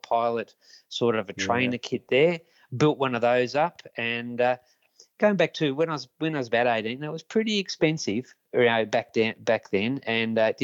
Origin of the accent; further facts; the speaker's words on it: Ashwood, Victoria, Australia; I grew up in Ashwood, which is quite close to Jordanville, Mount Waverley, around that area